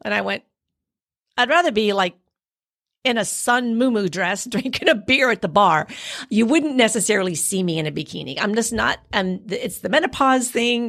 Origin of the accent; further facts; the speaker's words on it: Quebec, Canada; now in Florida, United States; I didn't grow up in the islands. I grew up in Quebec.